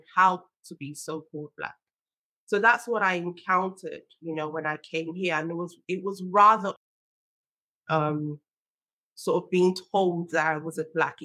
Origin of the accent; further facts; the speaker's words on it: Nigeria; now in United Kingdom; I was born in Nigeria and I grew up there as well